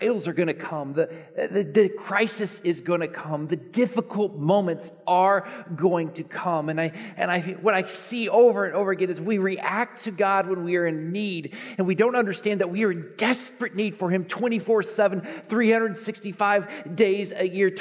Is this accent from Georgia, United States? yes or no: no; Dallas, Texas, United States; I grew up in Dallas